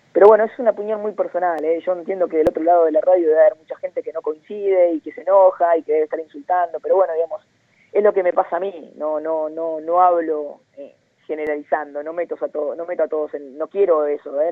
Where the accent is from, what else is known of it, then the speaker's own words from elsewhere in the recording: Luján, Buenos Aires Province, Argentina; yo soy de Luján, provincia de Buenos Aires